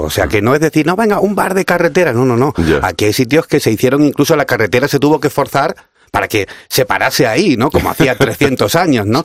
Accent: Cádiz, Andalusia, Spain; yo soy de Cádiz, así que mi tierra es una cosa maravillosa.

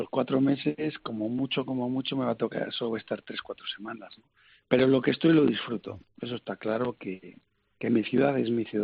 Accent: Valladolid, Castile and León, Spain; Yo soy de Valladolid

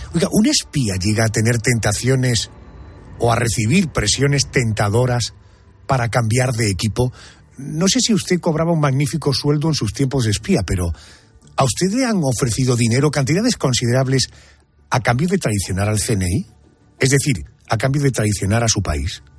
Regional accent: Spain

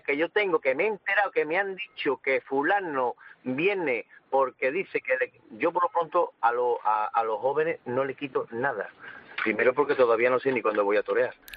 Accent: Seville, Andalusia, Spain; yo soy sevillano

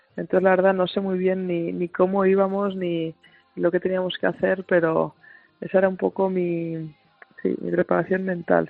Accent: Pamplona, Navarre, Spain; siendo Navarra y de Pamplona

